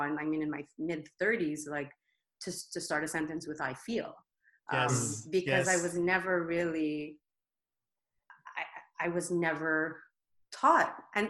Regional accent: Philippines; So you're like, okay, I'm Filipina, but I'm all of this.

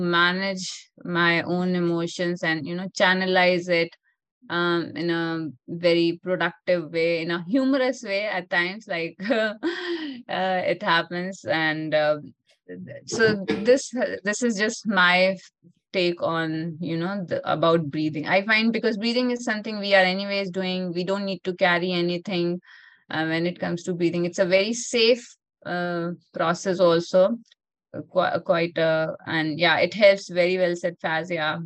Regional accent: India; In our yogic culture, I'm from India, in our yogic culture

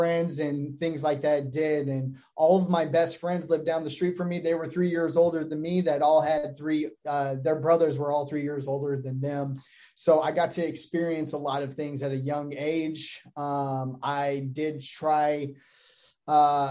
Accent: Phoenix, Arizona, United States; I grew up in Maryvale here locally.

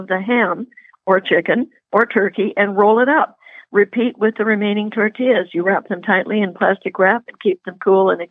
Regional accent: Puget Sound, Washington, United States; moved away; I grew up on Puget Sound

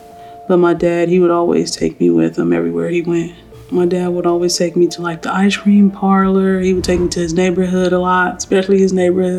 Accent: Los Angeles, California, United States; also born or lived in West Covina, California; I was born in Los Angeles, California. I grew up in a couple of places because my parents, they moved around a lot. So I lived on Normandy and 52nd. I lived in West Covina. I lived a few areas, nothing consistent.

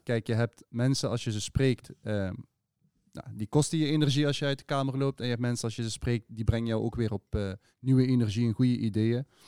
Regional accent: Sittard-Geleen, Limburg, Netherlands; now in Maastricht, Netherlands; wel gewoon geboren en getogen in het zuiden van het land. Ik woon nu sinds 12 jaar in, in Maastricht. Het is alweer 12 jaar. Ja, ja, ja, ja, het is 12 jaar. Ik kom oorspronkelijk uit Geleen Sittard

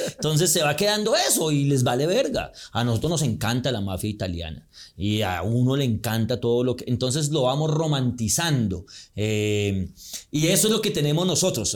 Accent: Colombia

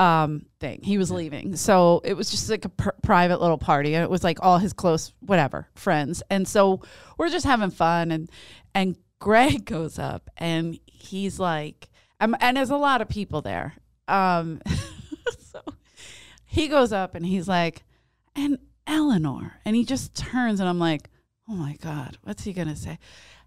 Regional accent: Ireland; Even as an Irish woman, I'd forgive this English woman.

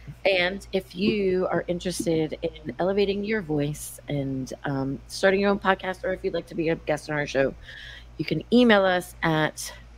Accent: Baltimore, Maryland, United States; moved away as an adult; now in Washington, D.C., United States; I grew up in Baltimore.

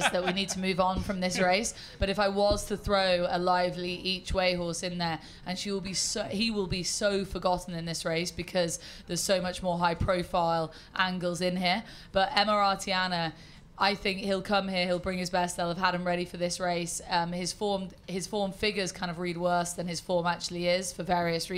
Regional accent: Yorkshire and the Humber, United Kingdom; moved away; I'm from Yorkshire originally.

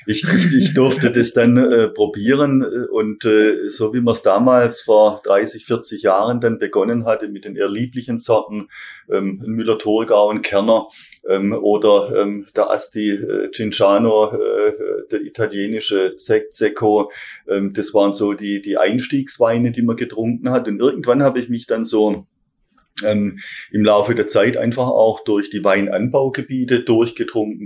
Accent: Heilbronn, Baden-Württemberg, Germany; Ich bin in Heilbronn äh, geboren, bin hier ähm, äh, zum Kindergarten gegangen und äh, äh so die erste Sozialisierung habe ich hier in Heilbronn erfahren

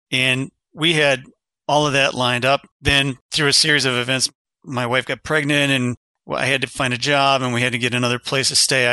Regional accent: Kensington, Ohio, United States; also born or lived in Berwyn, Illinois; I was born in Berwyn, Illinois, which is a little suburb of Chicago, lived there eight years, moved from a little lot, a little eighth acre lot with the Sioux Line Railroad station behind us. My dad was an engineer. We moved from Chicago area. He went to Illinois Institute of Technology. We moved from there to a sixty-acre farm in Kensington, Ohio, population three hundred and fifty

